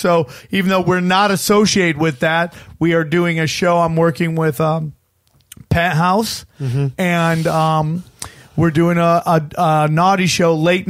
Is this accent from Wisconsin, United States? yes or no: no; outside of Syracuse, upstate New York, United States; I'm from upstate New York